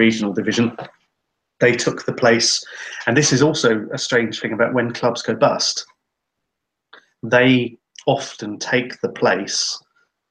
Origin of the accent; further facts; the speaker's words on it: England, United Kingdom; now in Finland; we're all English, we're from a country that is very opposed to B teams